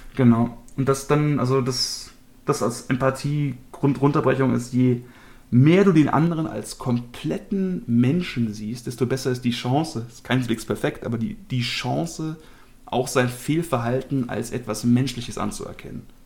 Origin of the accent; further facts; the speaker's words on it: Germany; Als Deutsche